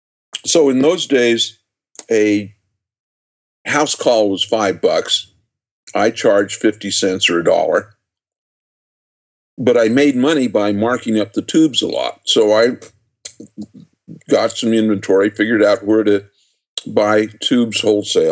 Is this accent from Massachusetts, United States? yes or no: no; just outside of Salt Lake City, Utah, United States; born or raised there